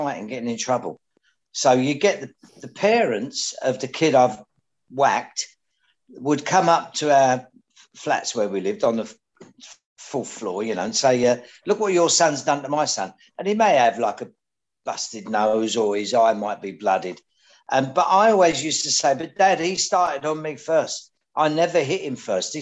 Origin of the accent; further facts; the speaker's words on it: London, United Kingdom; also born or lived in Barking; I lived behind the Blind Beggar where Ronnie Cray shot Georgie Cornell in those days